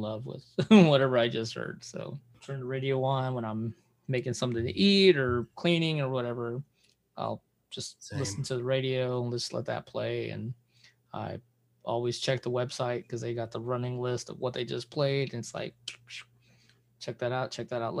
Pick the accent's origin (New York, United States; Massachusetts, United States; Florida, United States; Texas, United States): Texas, United States; Houston; Growing up in Houston